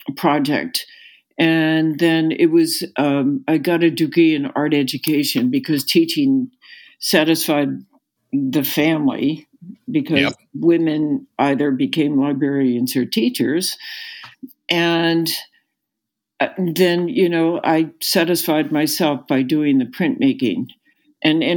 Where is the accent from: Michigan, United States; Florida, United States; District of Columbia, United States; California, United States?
District of Columbia, United States; Washington; growing up in the Washington, D.C. area